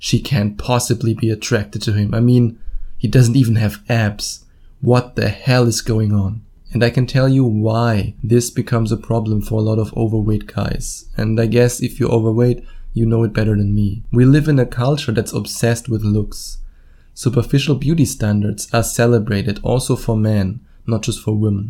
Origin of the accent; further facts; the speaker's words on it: Germany; accent: German; English is a second language; my wonderful German accent?